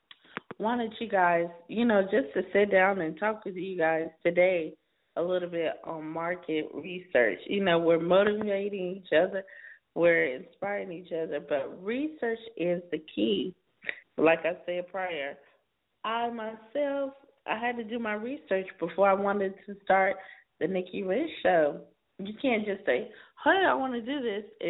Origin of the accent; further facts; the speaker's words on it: South Carolina, United States; now in California, United States; I'm in California now, but I'm from South Carolina